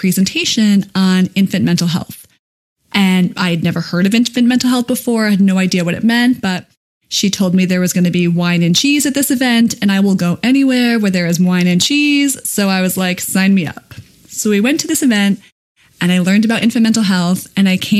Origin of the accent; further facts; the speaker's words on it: Connecticut, United States; When I was 9, I was president of the Little Babysitters Club in my hometown in Connecticut